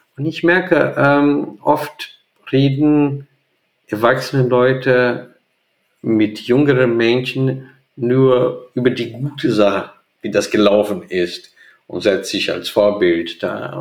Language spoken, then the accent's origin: German; Brazil; German is a second language; moved away as an adult; now in Hamburg, Germany; in Brasilien nicht. Das gibt es in der Region, wo ich groß geworden bin